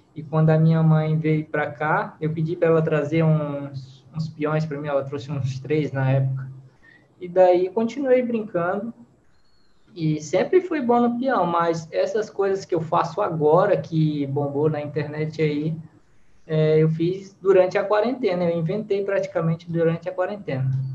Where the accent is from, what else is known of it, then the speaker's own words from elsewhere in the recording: Fortaleza, Ceará, Brazil; accent: Ceará / Fortaleza accent; moved away as an adult; now in Santa Catarina, Brazil; Sou natural de Fortaleza, lá do Ceará. E atualmente estou morando em Santa Catarina